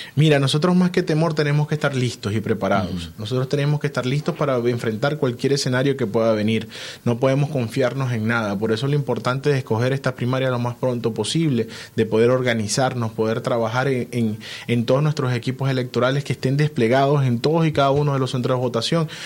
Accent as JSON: {"language": "Spanish", "country": "Venezuela", "said": "nosotros como venezolanos"}